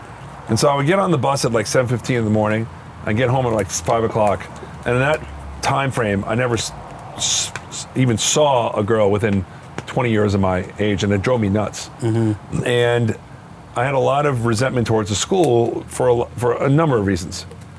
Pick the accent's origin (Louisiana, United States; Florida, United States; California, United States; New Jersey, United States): New Jersey, United States; Freehold; moved away; also born or lived in Teaneck, New Jersey / Spring Lake Heights, New Jersey; I'm a Freehold guy. Yeah. And that's where I grew up on Eltonville Road.